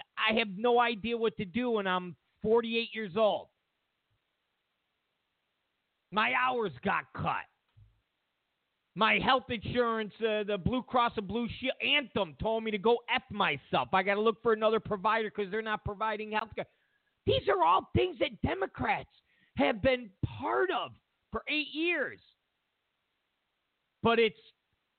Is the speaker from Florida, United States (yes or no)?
no; Rochester, New York, United States; moved away; I'm originally from Rochester, New York.